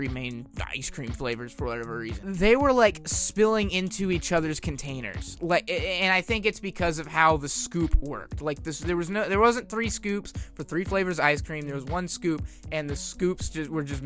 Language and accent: English; United States; I'm from America